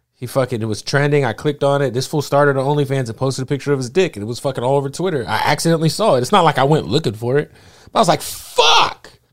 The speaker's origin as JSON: {"language": "English", "town": "Phoenix", "region": "Arizona", "country": "United States", "said": "I'm from Phoenix"}